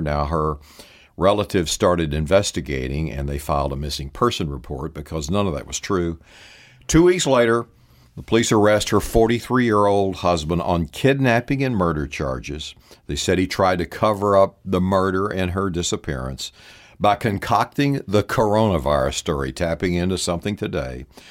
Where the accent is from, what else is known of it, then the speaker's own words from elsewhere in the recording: Texas, United States; growing up in the Baptist Church in Texas